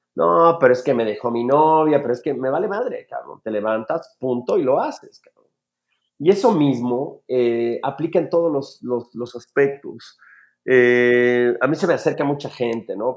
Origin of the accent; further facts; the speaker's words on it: Mexico City, Mexico; crezco en, un barrio, eh, probablemente el segundo barrio más peligroso de la Ciudad de México, que es el barrio de la Guerrero